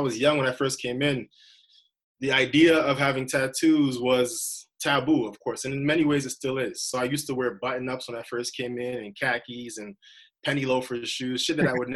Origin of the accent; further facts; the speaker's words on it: Toronto, Ontario, Canada; also born or lived in Halifax; I'm from Malvern